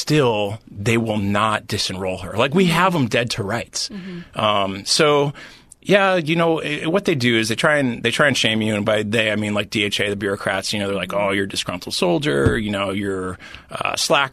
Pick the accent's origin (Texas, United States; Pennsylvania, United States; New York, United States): Pennsylvania, United States; Philadelphia; I was born in Philadelphia